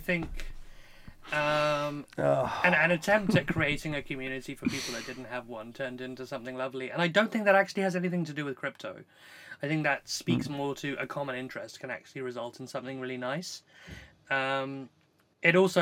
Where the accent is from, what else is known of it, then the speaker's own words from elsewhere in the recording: South Africa; I grew up in South Africa